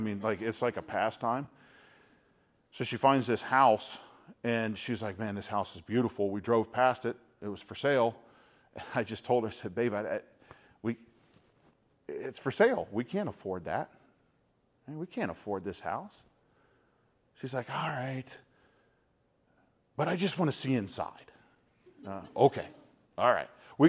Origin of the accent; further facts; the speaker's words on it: North Carolina, United States; And I was from North Carolina, right, where like the coldest it got was like if it snowed half an inch, you know, school was shut down for a week.